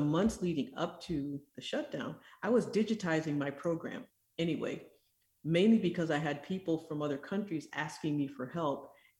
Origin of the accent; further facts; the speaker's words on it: Michigan, United States; born there; also born or lived in East Africa; I am originally from Michigan. I grew up in East Africa and went into medicine